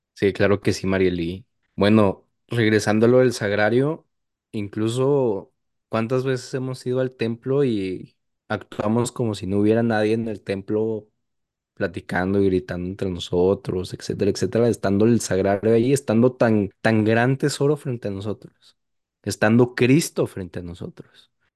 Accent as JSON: {"language": "Spanish", "region": "Chihuahua", "country": "Mexico", "tie": "born or raised there", "moved": "yes", "lives_now": "El Paso, United States", "said": "en mi estado natal, no en mi ciudad natal, pero sí en mi, en mi estado natal"}